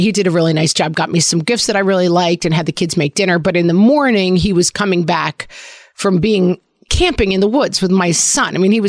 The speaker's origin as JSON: {"language": "English", "country": "Ireland", "said": "I am an Irish bog person. I need to be cool and damp at all times."}